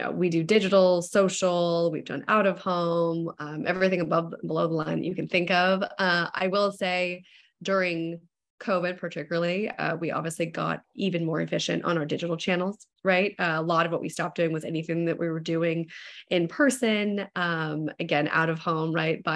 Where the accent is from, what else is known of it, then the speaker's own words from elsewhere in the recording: Walnut Creek, California, United States; my hometown of Walnut Creek, which is in the East Bay, that's in East Bay area, Northern California